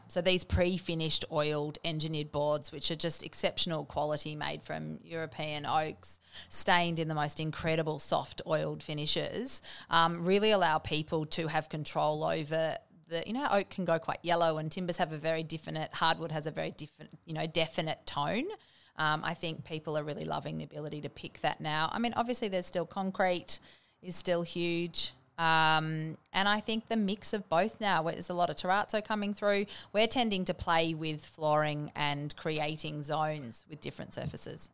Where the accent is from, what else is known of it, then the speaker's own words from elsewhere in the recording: Bendigo, Victoria, Australia; moved away; also born or lived in Melbourne / Sydney / Williamstown; I grew up in Bendigo and I spent a little bit of time going to school in, um, Melbourne in South Yarra